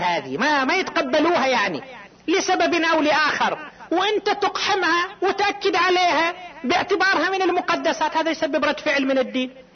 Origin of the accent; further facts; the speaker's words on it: Qatif, Eastern Province, Saudi Arabia; هنا عندنا في القطيف